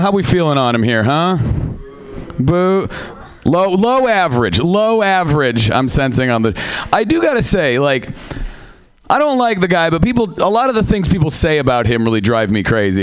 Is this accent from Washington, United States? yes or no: yes; Seattle, Washington, United States; I am from Seattle